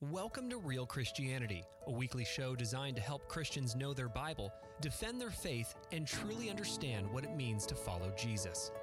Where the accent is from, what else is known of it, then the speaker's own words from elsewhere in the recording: Southern California, United States; moved away as an adult; now in Oregon, United States; I was raised in Southern California. So I haven't lived my whole life here in Oregon in the woods